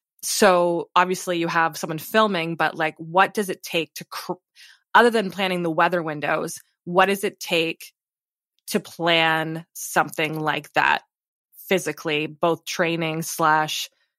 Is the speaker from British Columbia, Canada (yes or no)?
no; near Windsor, Southern Ontario, Canada; I grew up in Southern Ontario, near like Windsor area. So I know the Great Lakes.